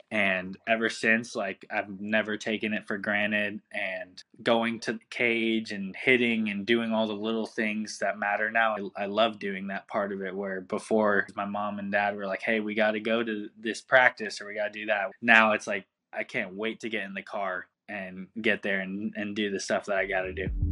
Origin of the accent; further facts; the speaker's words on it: Pasadena, California, United States; I grew up in Pasadena, California